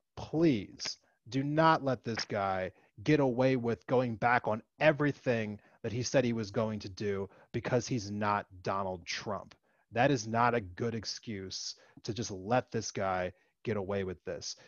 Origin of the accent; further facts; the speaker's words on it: East Coast, United States; moved away as an adult; I grew up over in the East Coast. I have I've been removed from it for, you know, more than a decade now.